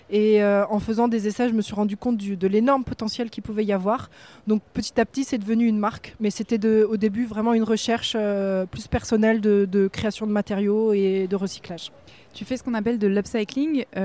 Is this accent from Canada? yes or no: no; France; now in Morocco